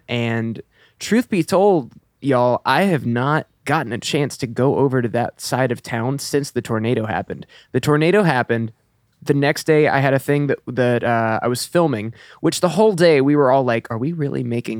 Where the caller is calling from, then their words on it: Nashville, Tennessee, United States; Nashville, right now.